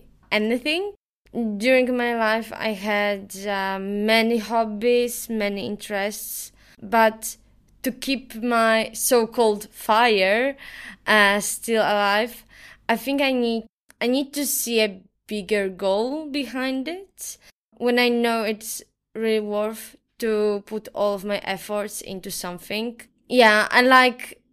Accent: Poland; moved away as an adult; now in Valencia, Spain; I'm from Poland. Currently, I live here in Valencia with you at this apartment

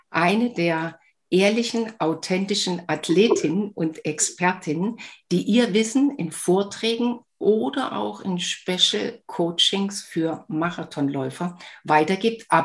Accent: Germany; die Uta und ich kennen uns schon, wir haben es gerade eben vorher festgestellt, fast 40 Jahre, weil wir sind beide an den Sportschulen in der DDR groß geworden.

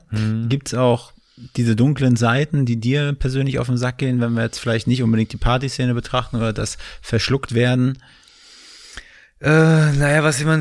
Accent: Berlin, Germany; moved away; also born or lived in Kreuzberg, Berlin; ich bin in Spandau

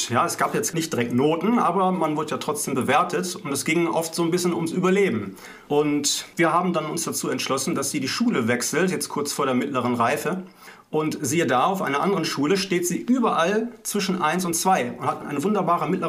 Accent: Essen, North Rhine-Westphalia, Germany; born there; bin geboren in Essen im Ruhrgebiet.

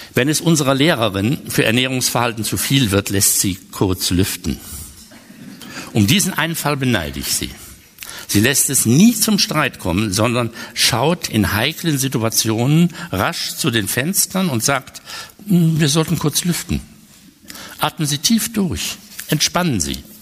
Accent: Westerwald, Germany; also born or lived in Cologne; Ich bin im Westerwald aufgewachsen und dieses Elternhaus gibt es

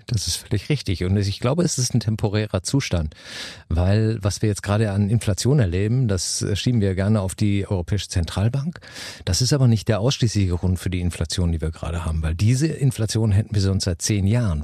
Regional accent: Germany; bei uns in Deutschland

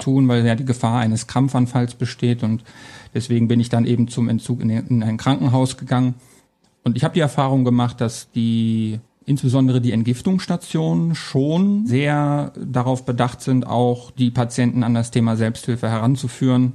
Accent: Hanover, Lower Saxony, Germany; moved away as an adult; also born or lived in Coburg / Essen / Trier; Ich bin in Hannover geboren, aufgewachsen und bin wegen meiner Freundin damals dann nach Coburg, nach Bayern gezogen.

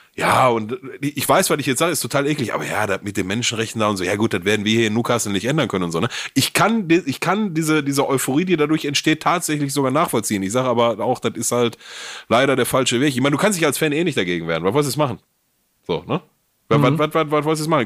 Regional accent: Gelsenkirchen, North Rhine-Westphalia, Germany; ich komme, ich komme aus Gelsenkirchen

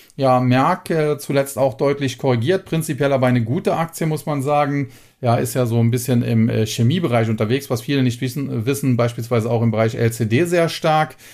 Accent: Germany; als Deutscher

